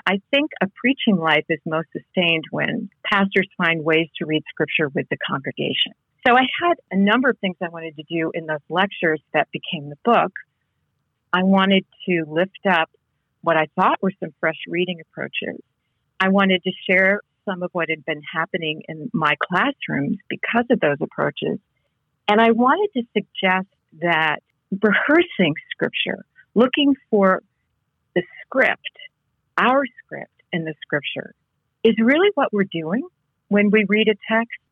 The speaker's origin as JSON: {"language": "English", "region": "Connecticut", "country": "United States", "tie": "born or raised there", "moved": "yes", "said": "I grew up in New England, in, in Connecticut"}